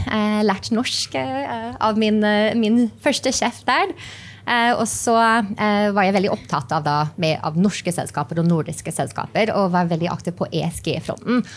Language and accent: Norwegian; New Mexico, United States; born or raised there; Norwegian is a second language; moved away as an adult; also born or lived in New York; now in Norway